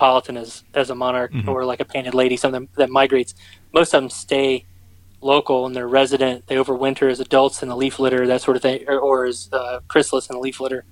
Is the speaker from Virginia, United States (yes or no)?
yes; Richmond, Virginia, United States; moved away as an adult; I grew up around Richmond, just south of Richmond, Virginia, and I went away to school